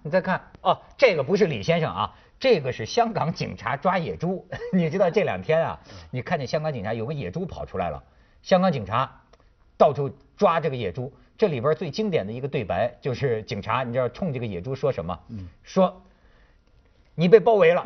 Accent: northern China, China; 我作为北方人

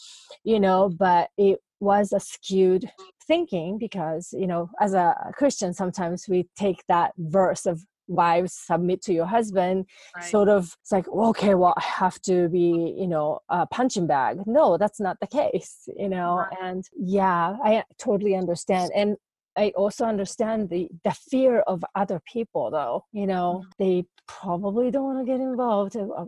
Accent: Japan; English is a second language; moved away; I thought, you know, because I'm originally from Japan, right? So culturally, you know, male being in a dominant figure, it was not unusual.

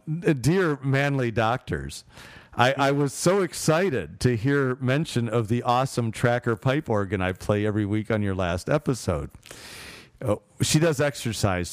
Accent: Chicago, Illinois, United States; I'm from Chicago.

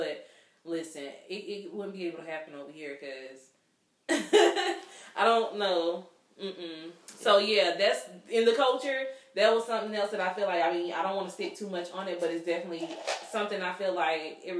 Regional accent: the South, United States; being born and raised in the South

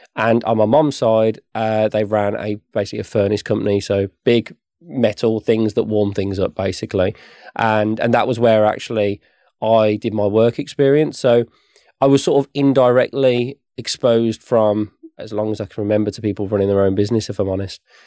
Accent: West Midlands, United Kingdom; I grew up here in the West Midlands, not far from where the office is now.

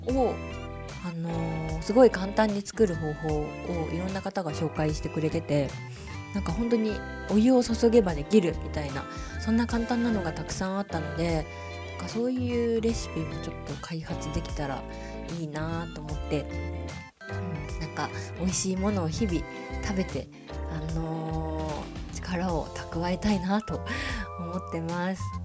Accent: Japan; moved away; also born or lived in Singapore; お風呂文化で育った日本人

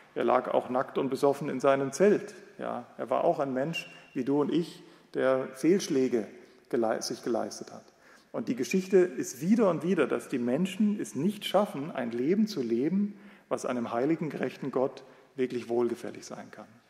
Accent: West Germany, Germany; Wenn wir als Westdeutsche, äh, Westdeutsche

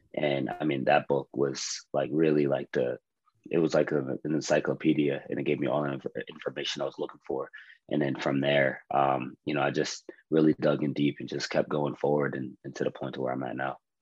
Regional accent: Johnstown, Pennsylvania, United States; moved away as an adult; also born or lived in West Point, New York; now in Tacoma, United States; I'm originally from Johnstown, Pennsylvania, born and raised

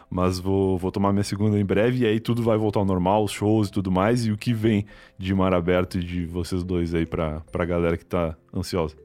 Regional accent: Rio Grande do Sul, Brazil; now in São Paulo, Brazil; cresci no Rio Grande do Sul, né? Eu sou gaúcho, cresci lá e sempre morei em casa

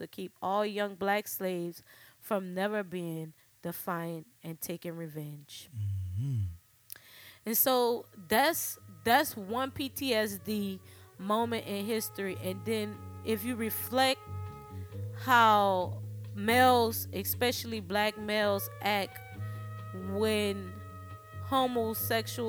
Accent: New Orleans, Louisiana, United States; accent: New Orleans; my New Orleans accent

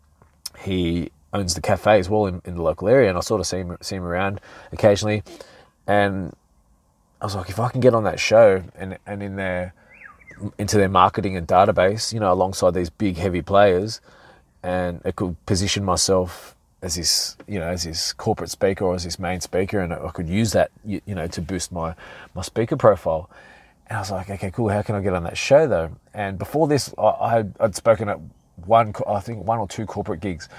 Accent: Sydney, New South Wales, Australia; I was walking through my hometown of Mortdale, and one of my hometown, of sort of around Hurstville, Oatley, Mortdale, Peakhurst, all these areas.

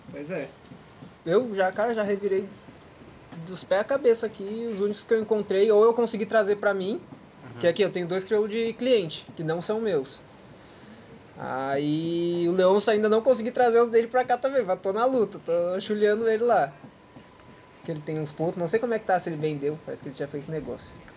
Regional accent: Gaúcho, Rio Grande do Sul, Brazil; moved away; hoje eu sou conhecido como gaúcho que trabalha com os cavalos aqui

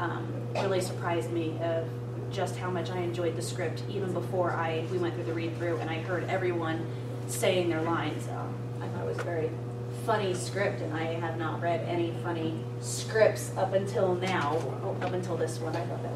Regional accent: Florida, United States; moved away; also born or lived in Tucson, Arizona; I'm from Florida.

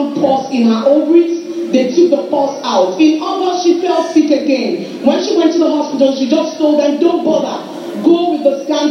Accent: Calabar, Cross River, Nigeria; I'm from Cross River State, Calabar.

